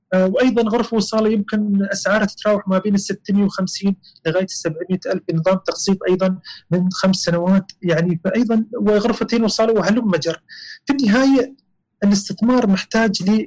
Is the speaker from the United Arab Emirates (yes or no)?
yes; United Arab Emirates; الجماعه عندنا الاماراتيين